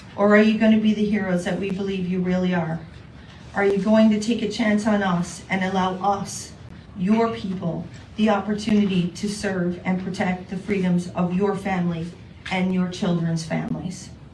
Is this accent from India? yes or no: no; Canada; I am one Canadian amongst an entire world